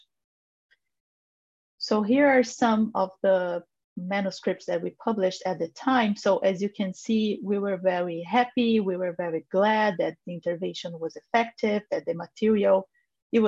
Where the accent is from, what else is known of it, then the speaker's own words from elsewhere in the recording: Brazil; I am a nutritionist from Brazil